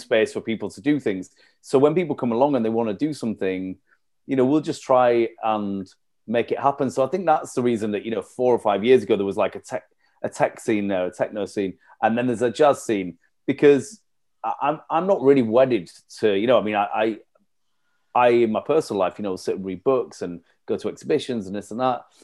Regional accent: Leeds, Yorkshire and the Humber, United Kingdom; moved away as an adult; also born or lived in York / London; I'm from Leeds originally, had left Leeds to go do um, a master's over in York

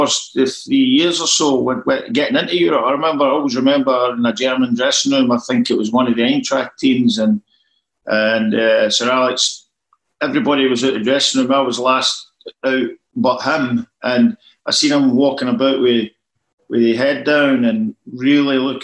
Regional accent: Glasgow, Scotland, United Kingdom; also born or lived in Barrhead / Southwest London; now in London, United Kingdom; I was born in Duke Street Hospital in Glasgow

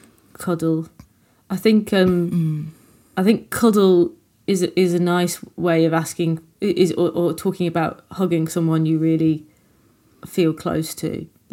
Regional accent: Nottingham, East Midlands, United Kingdom; Yeah. You know, I'm from Nottingham.

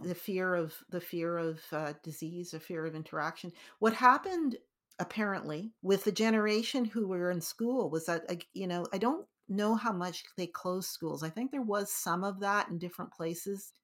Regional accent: Canada; we ended up being Canadians

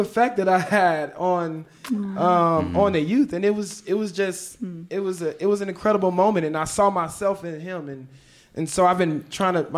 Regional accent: Memphis, Tennessee, United States; also born or lived in Chicago; I was born in Chicago, but I was raised in Memphis. I was raised there since I was 8 years old.

